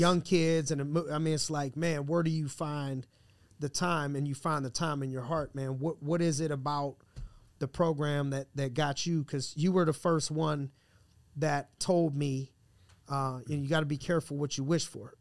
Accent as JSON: {"language": "English", "town": "Youngstown", "region": "Ohio", "country": "United States", "said": "I'm from Youngstown"}